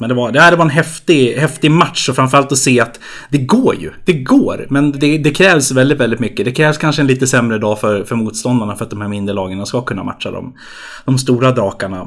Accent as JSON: {"language": "Swedish", "town": "Uppsala", "region": "Uppsala County", "country": "Sweden", "tie": "born or raised there", "said": "halvamerikan och halvjämtlänning men född och uppvuxen i Uppsala"}